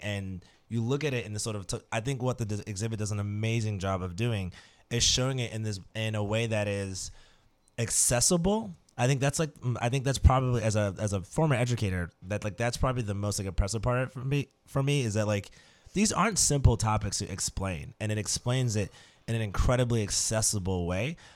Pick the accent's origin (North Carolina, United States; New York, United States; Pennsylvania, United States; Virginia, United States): New York, United States; Brooklyn; now in New Orleans, United States; where I grew up in Brooklyn